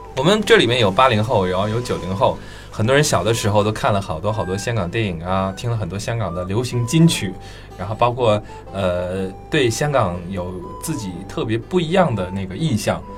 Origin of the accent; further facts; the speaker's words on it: Northeast China, China; 作为一个东北人